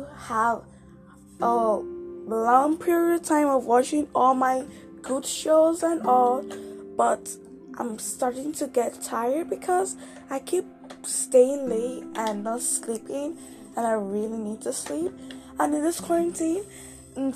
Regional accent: Nigeria; now in Canada; I'm from Nigeria, but I'm living in Canada

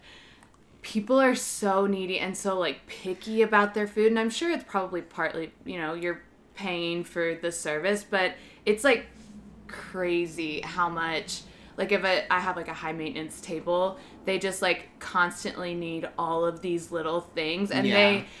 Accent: Kentucky, United States; moved away as an adult; now in New York, United States; I'm from Kentucky, but we were close to Indiana, and I worked at a restaurant over there

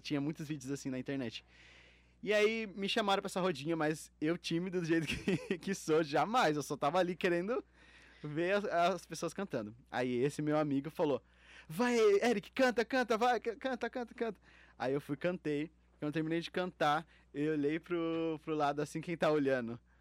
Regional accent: Itapevi, São Paulo, Brazil; de onde eu vim, eu vim de Itapevi, de uma cidade mais é, humilde

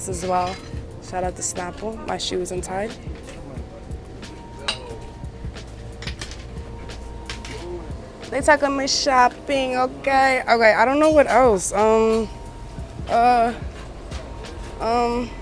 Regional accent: Atlanta, Georgia, United States; also born or lived in Lexington, Kentucky / Switzerland; I'm from Lexington, Kentucky. I'm East African. My mom's Eritrean. Grew up in Atlanta, Switzerland

